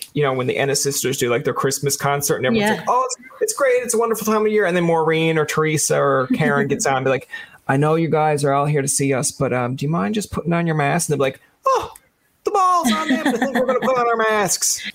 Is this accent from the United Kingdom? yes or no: no; Newfoundland and Labrador, Canada; now in Ottawa, Canada; I came home from Newfoundland because of the COVID, but yep. I'm usually up away in Ottawa.